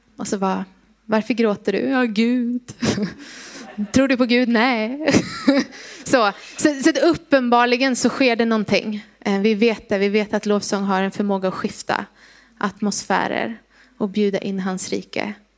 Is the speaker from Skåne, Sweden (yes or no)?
no; Gnosjö, Jönköping County, Sweden; moved away; Jag är från Gnosjö från början, så att jag kan det här området lite